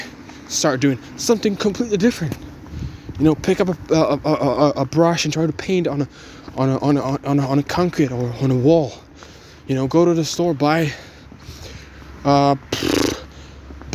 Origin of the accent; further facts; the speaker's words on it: Ukraine; English is a second language; now in Bulgaria; I was born in Ukraine and my family moved to Bulgaria